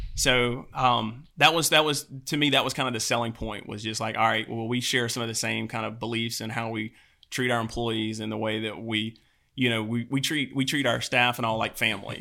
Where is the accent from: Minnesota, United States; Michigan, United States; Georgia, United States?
Georgia, United States; Albany; I'm from Albany, Georgia